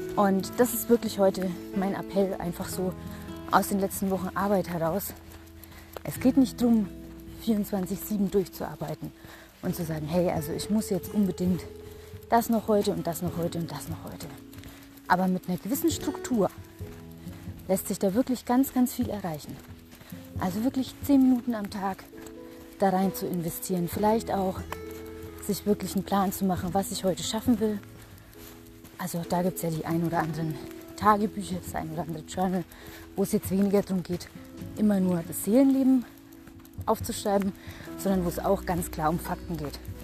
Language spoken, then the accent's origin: German; Germany; bei uns in Deutschland